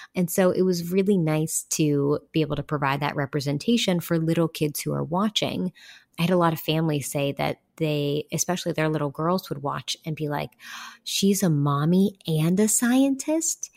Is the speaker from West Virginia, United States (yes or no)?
yes; West Virginia, United States; moved away as an adult; my home state of West Virginia because that's where my people are. I grew up there